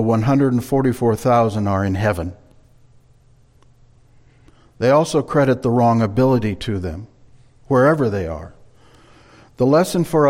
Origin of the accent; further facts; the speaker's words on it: Marshalltown, Iowa, United States; moved away as an adult; also born or lived in California; When Linda and I moved back to the Midwest from California during the winter of 91-92, for a time we stayed in an apartment in Marshalltown, our hometown